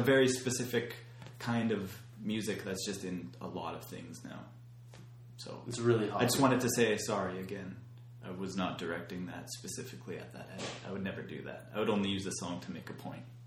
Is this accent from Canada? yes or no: yes; Canada